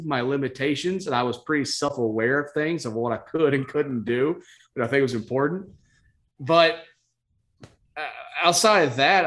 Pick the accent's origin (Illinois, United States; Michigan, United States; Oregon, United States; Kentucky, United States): Kentucky, United States; Winchester; moved away; I'm originally from Kentucky. I'm from a town called Winchester, which is right outside Lexington